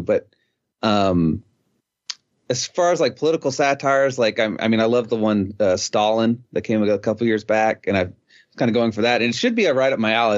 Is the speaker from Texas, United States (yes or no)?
yes; East Texas, United States; growing up in East Texas